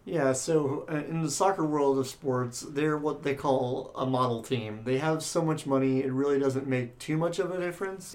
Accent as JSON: {"language": "English", "town": "San Diego", "region": "California", "country": "United States", "tie": "born or raised there", "said": "growing up in San Diego"}